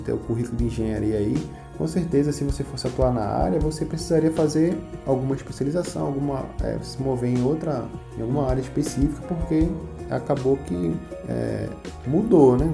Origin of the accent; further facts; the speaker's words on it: Recife, Pernambuco, Brazil; sou de Recife